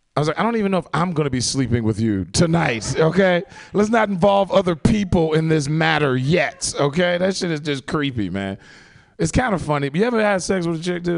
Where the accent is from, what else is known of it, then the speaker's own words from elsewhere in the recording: Chicago, Illinois, United States; moved away; I'm from Chicago originally